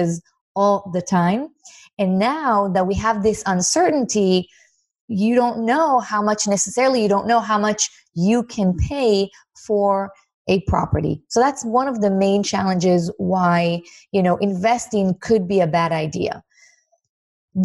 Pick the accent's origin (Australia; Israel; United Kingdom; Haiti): Israel; moved away as an adult; now in United States; I was born in Israel, and I had a very, very humble beginning. I moved to the States about less than 6 years ago, actually